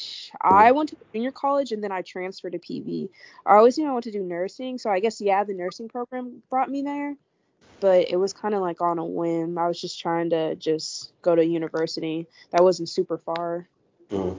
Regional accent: Richmond, Texas, United States; I'm from Richmond, around Houston, so I've been here, like, all my life

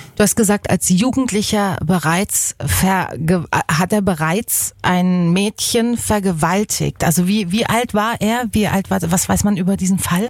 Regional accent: Baden-Württemberg, Germany; hier bei uns in Baden

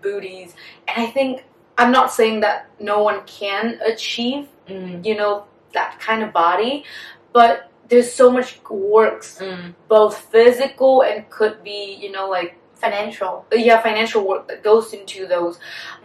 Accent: Vietnam; also born or lived in United States; as Vietnamese women uh, born and raised in Vietnam

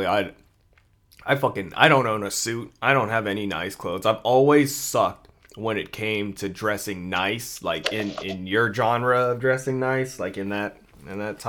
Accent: Philippines; I'm Filipino

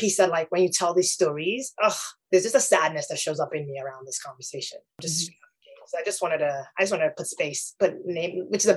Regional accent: Nigeria; now in United States; I grew up in Nigeria.

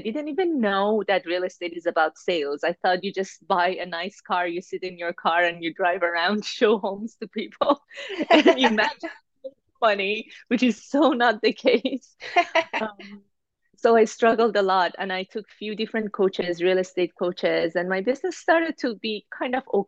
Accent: Iran; now in Toronto, Canada; I live in Toronto, Canada. I'm originally from Iran

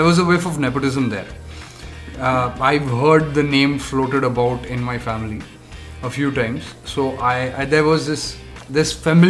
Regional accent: Bangalore, Karnataka, India; we are from Bangalore

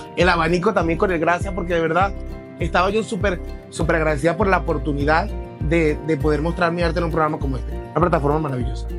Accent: Venezuela; now in Spain; somos venezolanos

